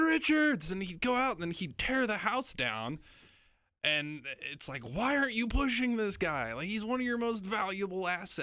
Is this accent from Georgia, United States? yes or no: no; Lincoln, Nebraska, United States; moved away as an adult; also born or lived in Salina, Kansas; now in Kansas City, United States; I was born outside of Lincoln, New York, but I, I grew up in Lincoln